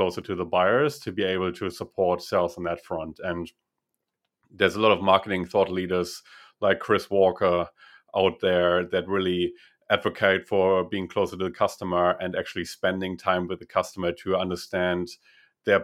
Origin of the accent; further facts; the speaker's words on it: Russia; English is a second language; And I was originally from Russia, so that might explain the proximity.